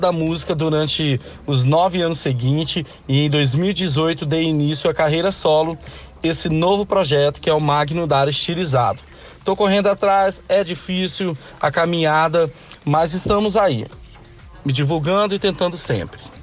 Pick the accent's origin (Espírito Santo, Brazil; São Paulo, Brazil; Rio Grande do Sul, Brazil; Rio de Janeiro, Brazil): Espírito Santo, Brazil; Linhares; sou de Linhares, norte do nosso belíssimo estado, o Espírito Santo